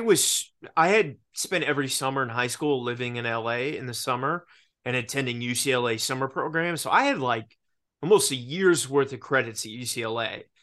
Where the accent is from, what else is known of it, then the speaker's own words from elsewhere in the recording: Richmond, Virginia, United States; growing up in Richmond, Virginia, it's not Los Angeles or New York